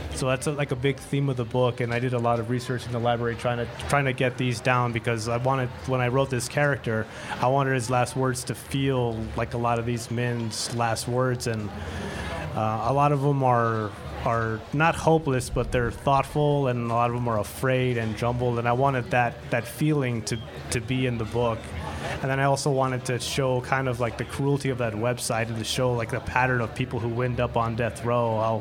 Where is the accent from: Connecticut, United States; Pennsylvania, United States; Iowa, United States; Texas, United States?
Texas, United States; El Paso; born or raised there; now in Tucson, United States